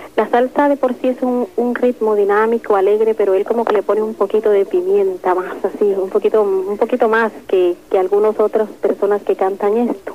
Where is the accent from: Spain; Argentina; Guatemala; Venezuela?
Guatemala; moved away; mi país natal, Guatemala